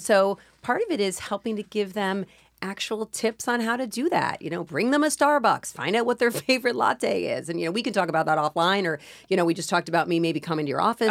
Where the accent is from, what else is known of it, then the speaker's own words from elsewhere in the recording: New York, United States; I'm a New Yorker